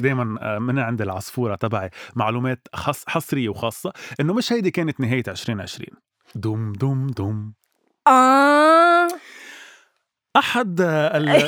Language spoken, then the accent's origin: Arabic; Lebanon; نحن كشعب لبناني وعربي بشكل عام